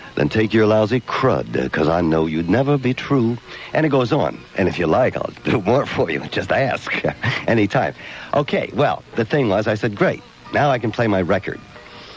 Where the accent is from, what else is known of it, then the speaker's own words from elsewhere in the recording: Odessa, Delaware, United States; moved away; I'm from Odessa, Delaware.